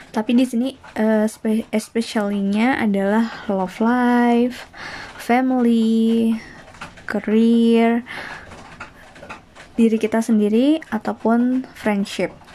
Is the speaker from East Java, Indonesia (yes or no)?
yes; Kediri, East Java, Indonesia; now in Bandung, Indonesia; Uh, di sini eh ya aku tuh asalnya dari Jawa Timur, dari Kediri, tapi sekarang lagi di Bandung.